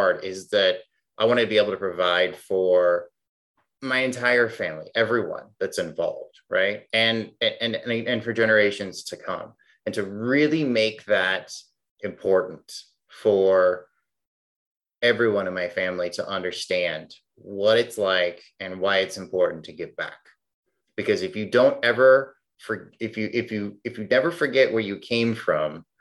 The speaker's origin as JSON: {"language": "English", "region": "Illinois", "country": "United States", "tie": "born or raised there", "moved": "yes", "lives_now": "Phoenix, United States", "said": "I'm originally from Illinois. I live in Phoenix now"}